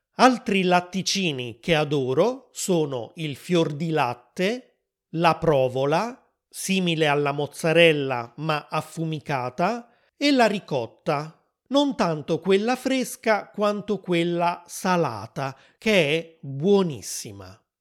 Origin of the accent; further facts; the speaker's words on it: Naples, Campania, Italy; also born or lived in Rome; in Campania, la regione dove sono cresciuto